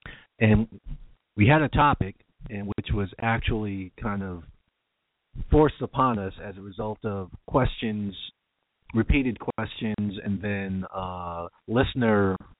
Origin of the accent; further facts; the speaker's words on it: New York, United States; Growing up in New York and in the late 70s